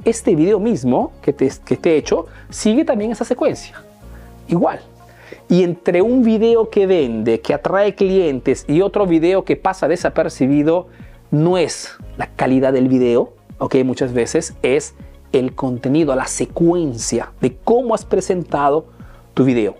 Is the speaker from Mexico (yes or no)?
no; Peru; now in Italy; soy un emprendedor peruano que vive hace años en Italia, en Europa